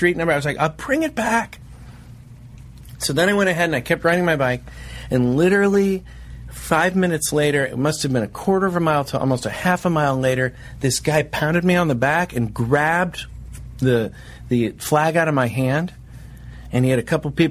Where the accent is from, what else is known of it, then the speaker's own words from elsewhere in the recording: United States; I'm an American